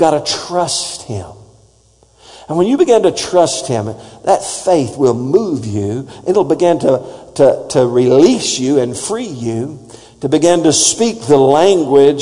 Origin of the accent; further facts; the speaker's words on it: Texas, United States; accent: Texas; my Texas accent